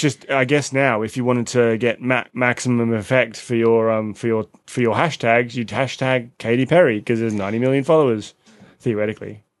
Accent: Australia; moved away; we're both Australian

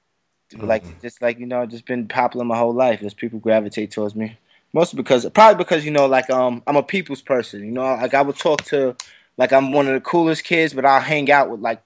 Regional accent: New York City, New York, United States; Brooklyn, New York, Bed-Stuy to be exact

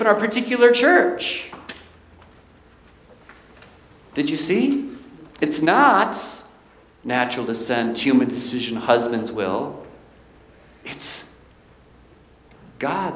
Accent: Milwaukee, Wisconsin, United States; I was born in Milwaukee, Wisconsin

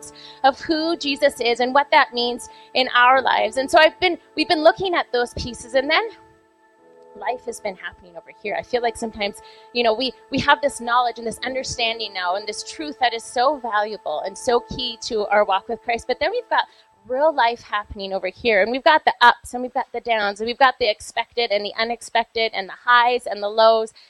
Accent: Vancouver, British Columbia, Canada; now in Calgary, Canada; I grew up in Vancouver

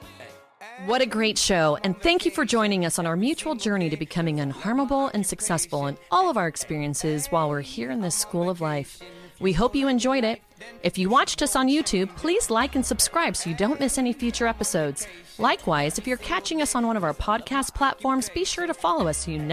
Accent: California, United States; now in Phoenix, United States; I grew up in California on the other side of the country

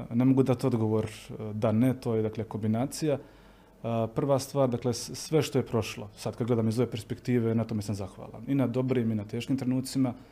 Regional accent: Herzegovina, Bosnia & Herzegovina; Onda odeš u Bosnu, prvi put osjetiš onaj pravi snijeg, i vidiš kako ti ljudi razmišljaju, da ipak nije to kod nas u Hercegovini

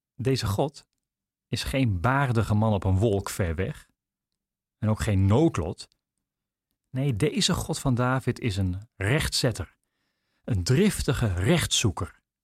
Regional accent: Netherlands; We zijn er als Nederlanders

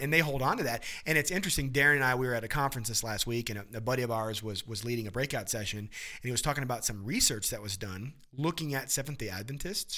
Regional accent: Midwest, United States; growing up in the Midwest

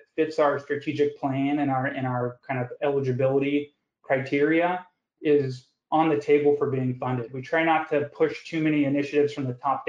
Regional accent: the West, United States; moved away; I grew up out west

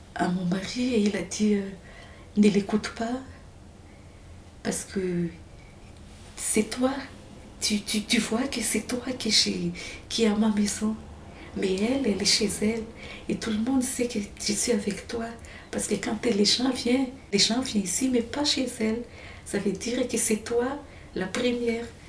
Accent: Farafangana, Atsimo-Atsinanana, Madagascar; moved away as an adult; also born or lived in Fianarantsoa countryside / Antananarivo; now in Marseille, France; c'était là-bas que j'ai grandi vraiment, Farfangan

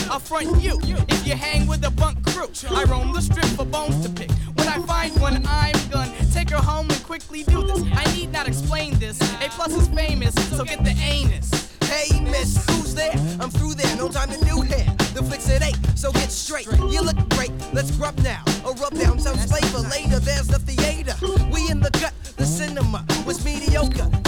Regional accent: Oakland, California, United States; We're hailing from East Oakland, California, and um, sometimes it gets a little hectic out there.

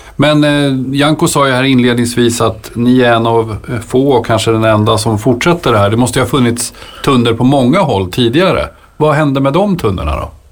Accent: Nyköping, Södermanland, Sweden; jag kommer från Nyköping

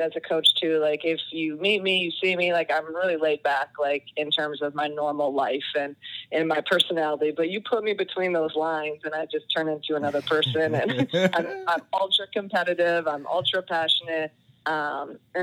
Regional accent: Iowa, United States; moved away as an adult; also born or lived in Buffalo, New York; growing up in Iowa

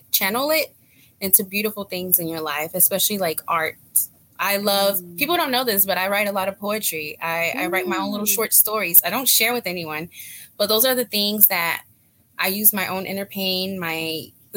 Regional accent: North Carolina, United States; first language Spanish; English is a second language; now in Texas, United States; I was raised in North Carolina half my life

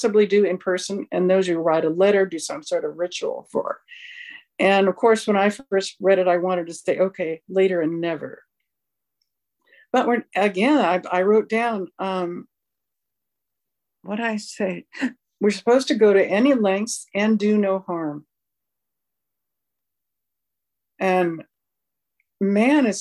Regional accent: Southern California, United States; I grew up in Southern California

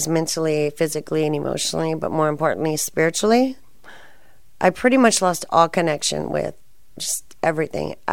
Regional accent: San Antonio, Texas, United States; moved away as an adult; also born or lived in Colorado; now in Austin, United States; my hometown, I was born in San Antonio, and that's where I was living

